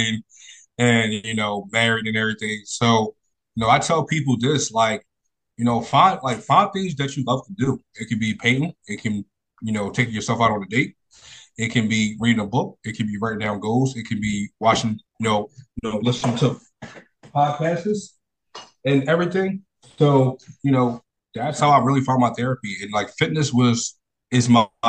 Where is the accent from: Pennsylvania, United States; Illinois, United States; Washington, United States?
Pennsylvania, United States; Philadelphia; I grew up in Philadelphia, born and raised